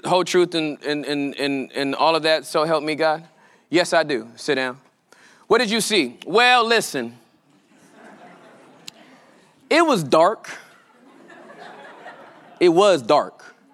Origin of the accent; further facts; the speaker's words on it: California, United States; I'm from California, born and raised